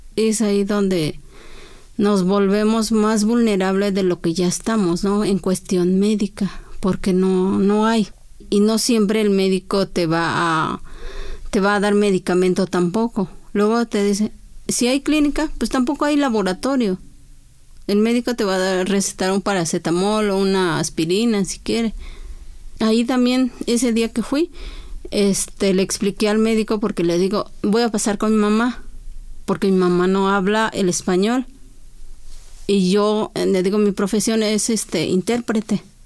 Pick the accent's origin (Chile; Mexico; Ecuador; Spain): Mexico; San Juan Lalana, Oaxaca; first language Chinantec; Spanish is a second language; moved away as an adult; now in Mexico City, Mexico; Yo también soy de ahí de San Juan La Lana